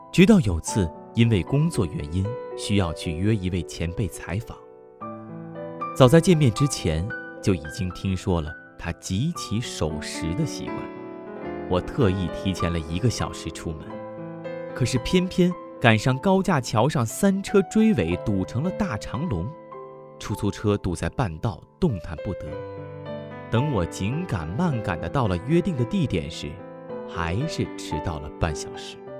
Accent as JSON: {"language": "Chinese", "country": "China", "said": "我们中国人"}